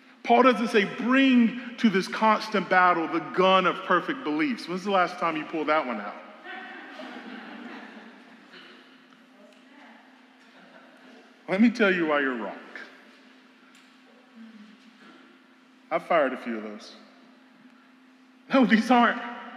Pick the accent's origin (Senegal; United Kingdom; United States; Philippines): United States; South Carolina; I'm from South Carolina